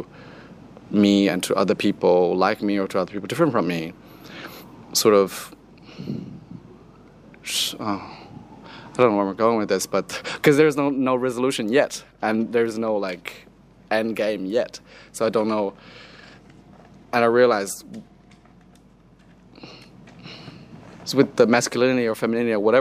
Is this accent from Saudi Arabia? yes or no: no; China; now in Melbourne, Australia; growing up in China